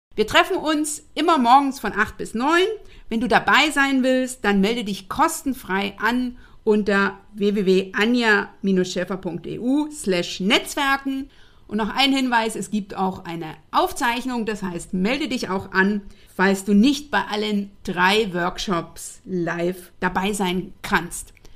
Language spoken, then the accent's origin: German; Eastern Saxony, Germany; also born or lived in North Rhine-Westphalia; now in Berlin, Germany; Ich komme ja ursprünglich aus Ostsachsen